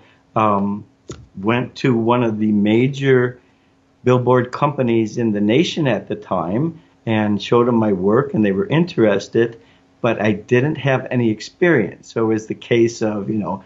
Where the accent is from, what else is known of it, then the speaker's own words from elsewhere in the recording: Chicago, Illinois, United States; I grew up in Chicago, at the time the second largest city in the United States